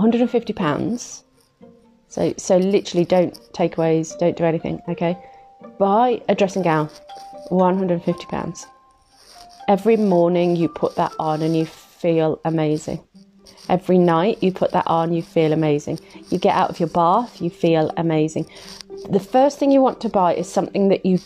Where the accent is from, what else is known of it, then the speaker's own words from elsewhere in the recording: Midlands, United Kingdom; I'm from the Midlands